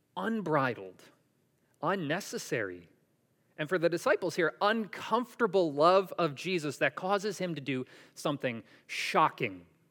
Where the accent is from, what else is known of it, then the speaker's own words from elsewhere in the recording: Syracuse, New York, United States; I grew up in Syracuse, New York